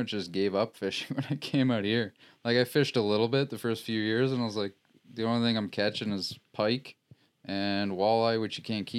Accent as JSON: {"language": "English", "region": "Ontario", "country": "Canada", "moved": "as an adult", "lives_now": "Alberta, Canada", "said": "I used to do a lot of fishing back when I lived in Ontario, so I'm originally from Ontario."}